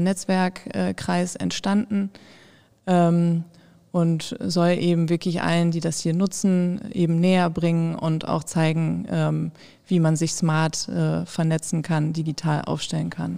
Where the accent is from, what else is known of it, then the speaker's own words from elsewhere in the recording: Osnabrück, Lower Saxony, Germany; gebürtige Osnabrückerin